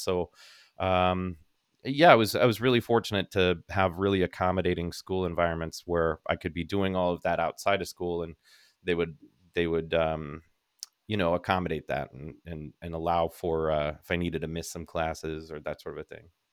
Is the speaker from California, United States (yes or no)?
yes; Northern California, United States; growing up in Northern California